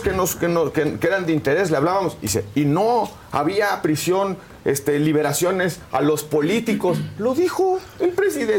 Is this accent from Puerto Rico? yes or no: no; Mexico; como mexicano